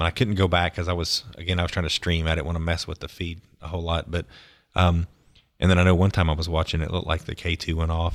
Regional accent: Pensacola, Florida, United States; I grew up in Pensacola, Florida

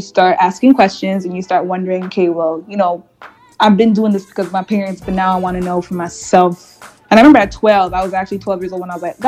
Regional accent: Montreal, Quebec, Canada; first language English; growing up in Montreal because it's so multicultural.

